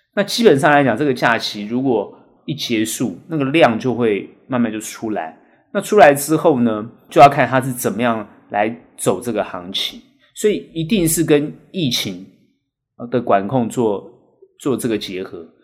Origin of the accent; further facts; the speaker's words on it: Taiwan; 我们台湾人